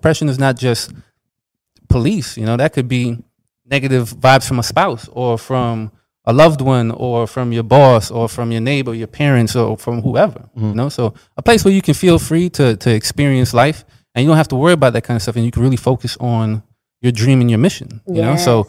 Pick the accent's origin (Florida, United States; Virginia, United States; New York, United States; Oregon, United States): New York, United States; growing up, like, I'm from New York too, and we used to have the Pledge of Allegiance.